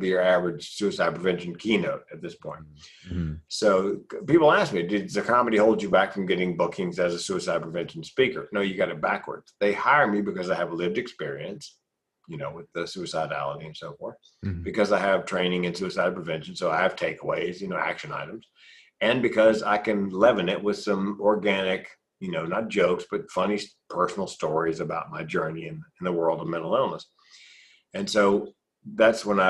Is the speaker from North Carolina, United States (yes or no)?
yes; Raleigh, North Carolina, United States; Went back to Raleigh, my hometown, North Carolina